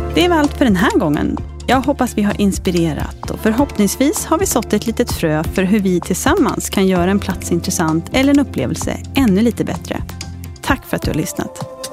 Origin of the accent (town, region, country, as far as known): Sweden